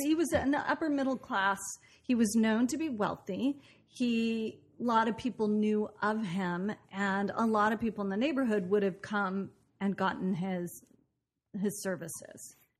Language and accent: English; Portland, Oregon, United States; moved away as an adult; also born or lived in Boston; I grew up in Portland, Oregon, and did a lot of theater after high school